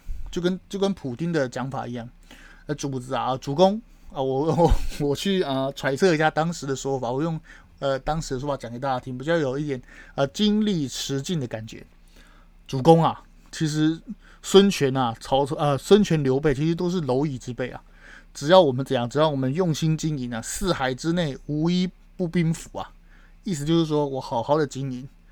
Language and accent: Chinese; Taiwan; 我身为台湾人